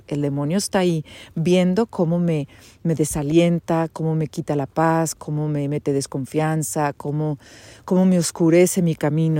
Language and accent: Spanish; Monterrey, Nuevo León, Mexico; moved away as an adult; also born or lived in United States; now in Switzerland; Soy de Monterrey, graduada del TEC de Monterrey